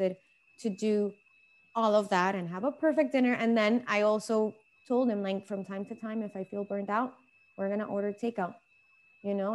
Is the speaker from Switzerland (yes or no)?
no; Venezuela; moved away; I'm from Venezuela. I'm Hispanic